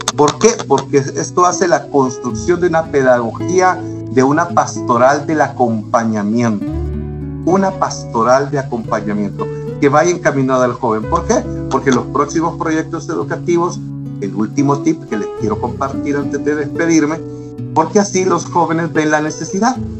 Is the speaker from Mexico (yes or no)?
no; El Salvador; a nombre de cada una de las escuelas y colegios de nuestro pulgarcito